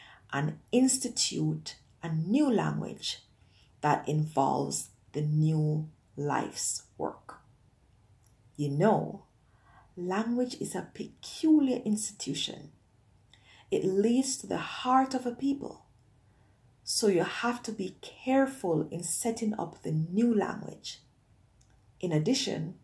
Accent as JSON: {"language": "English", "country": "Jamaica", "tie": "born or raised there", "said": "growing up in Jamaica"}